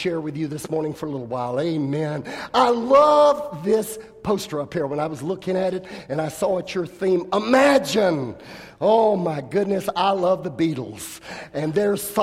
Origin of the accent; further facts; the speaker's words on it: California, United States; I come from California